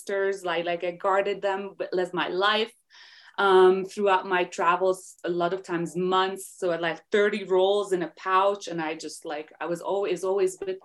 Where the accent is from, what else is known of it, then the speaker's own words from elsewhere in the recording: Hungary; English is a second language; moved away as an adult; now in United States; I am from Hungary, Eastern Europe. So I grew up there. I spent the first 20 years of my life there.